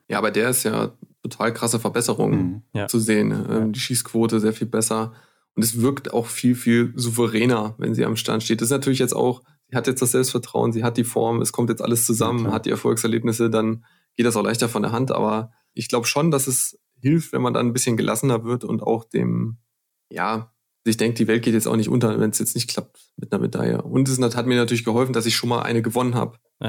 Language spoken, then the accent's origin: German; Clausthal-Zellerfeld, Lower Saxony, Germany; ich komme ja aus dem Harz, aus Kloster-Zellerfeld